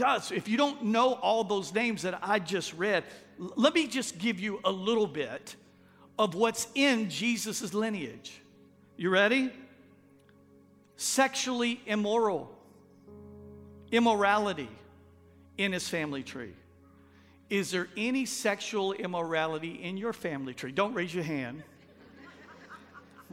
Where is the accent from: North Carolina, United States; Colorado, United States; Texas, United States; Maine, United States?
Texas, United States; moved away as an adult; now in Louisiana, United States; Heidi and I are not from here. We're from Texas